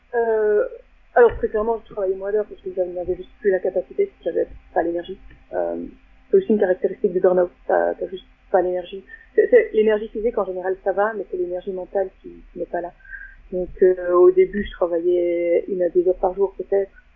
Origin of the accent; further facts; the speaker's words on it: Belgium; je viens de Belgique.